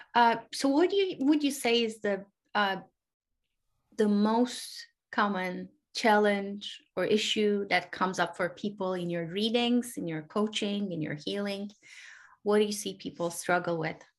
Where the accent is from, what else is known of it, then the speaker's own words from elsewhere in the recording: Turkey; also born or lived in Europe; now in United States; I grew up in Turkey. I live in the US. I actually lived in Europe for a little bit.